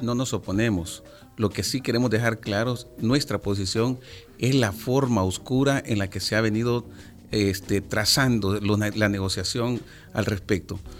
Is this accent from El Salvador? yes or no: yes; El Salvador; nuestro país